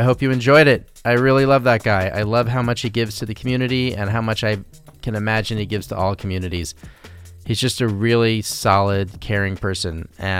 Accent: New York, United States; also born or lived in Los Angeles; I'm like from New York and LA, so I have both attitude problems

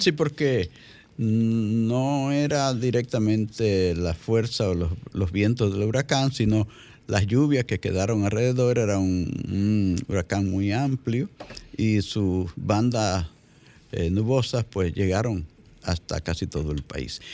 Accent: La Vega, Dominican Republic; allá en mi provincia, La Vega

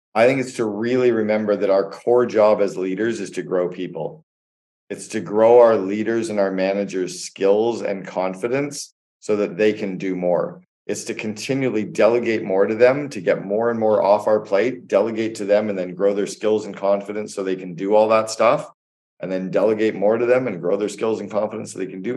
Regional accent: Canada; moved away as an adult; also born or lived in United States; now in Barbados; I'm Canadian. I was living and working in the United States for eight years

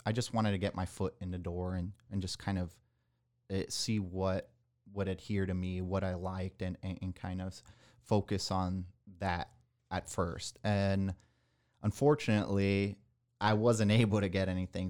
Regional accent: Nicaragua; moved away as an adult; also born or lived in Miami, Florida / San Antonio, Texas; now in Texas, United States; I was born in Miami, Florida, but at a young age, I moved down to Nicaragua, which is in Central America.

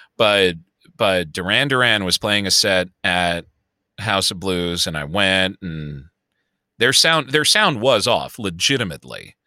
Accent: Chicago, Illinois, United States; accent: Chicago; my Chicago accent

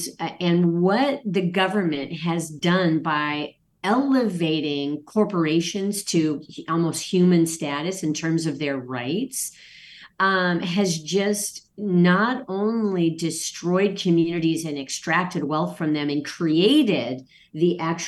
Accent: Okinawa, Japan; born there; I was born on Okinawa

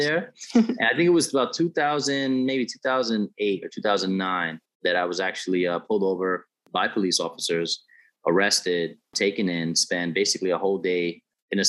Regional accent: New York City, New York, United States; I grew up in the South Bronx in New York City

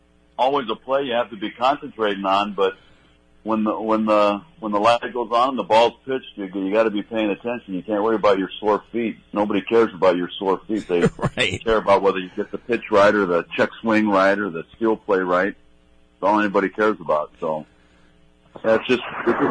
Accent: Sacramento, California, United States; also born or lived in San Francisco; I was born in San Francisco, grew up in Sacramento, so I grew up a San Francisco Giants fan.

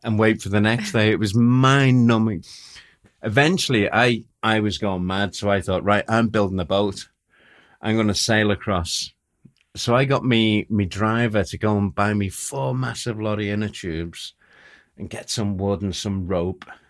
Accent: Liverpool, North West England, United Kingdom; Oh, Liverpool.

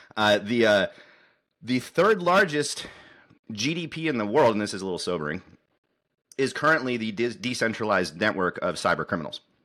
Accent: United States; I'm an American engineer

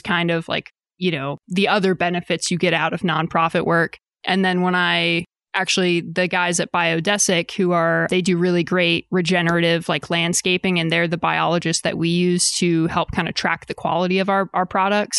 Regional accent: Eastern Shore of Maryland, United States; moved away as an adult; also born or lived in Austin, Texas; now in Rogers, United States; I'm originally from the East Coast of Maryland. I grew up in a pretty small beach town that kind of blows up in the summer

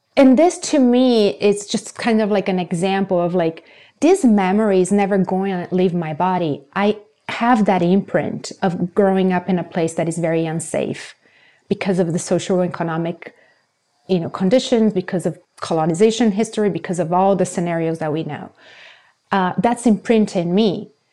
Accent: Brazil; moved away; I grew up in Brazil

